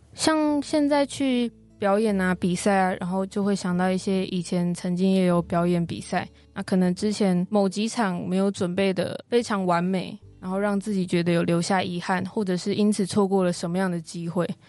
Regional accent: Kaohsiung, Taiwan; 我的故乡高雄

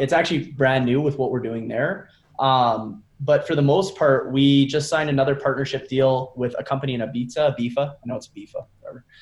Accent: Canada; I'm from Canada

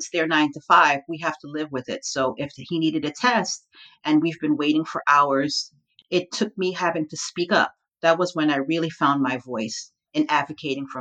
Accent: Long Island, New York, United States; also born or lived in Brooklyn, New York; I'm an unapologetic born New Yorker. I was born in Brooklyn, raised in the suburbs of Long Island.

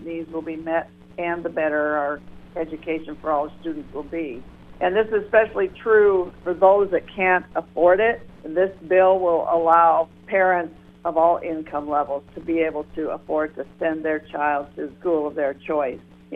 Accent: Janesville, Iowa, United States; I am from Janesville

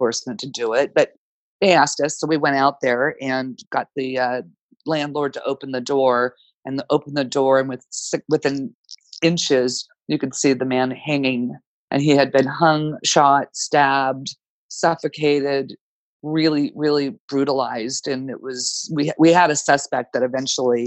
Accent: Danville, California, United States; now in San Jose, United States; I grew up in Danville, which is about an hour from San Jose, which is where I'm currently located.

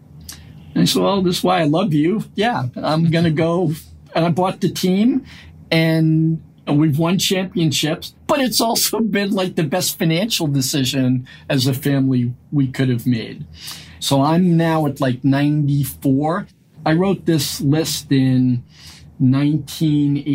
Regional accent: Lowell, Massachusetts, United States; also born or lived in Brooklyn, New York; We grew up in Lowell, Massachusetts, working in mills

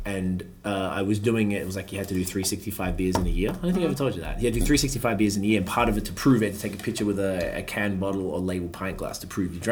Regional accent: Australia; now in Montreal, Canada

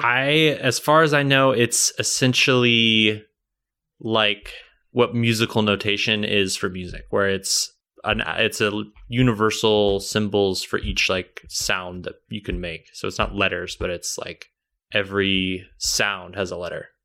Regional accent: Kansas City, United States; accent: Kansas City; growing up, everyone always said people from Kansas City don't have accents

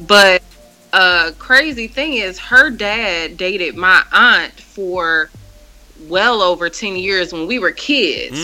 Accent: Milwaukee, Wisconsin, United States; now in Chicago, United States; That's where I'm from, born and raised in Milwaukee

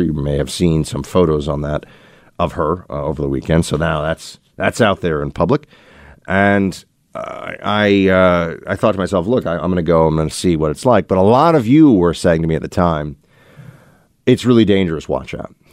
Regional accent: New York City, New York, United States; I'm a New Yorker

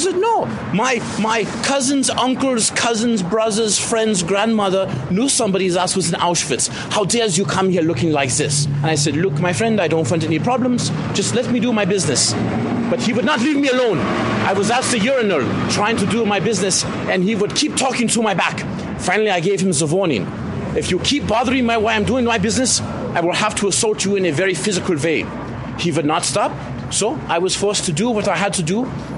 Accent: Munich, Bavaria, Germany; English is a second language; also born or lived in Berlin; now in San Francisco, United States; Where originally I'm from Munich, but I was living in the Berlin for the last 10 years or so, yeah.

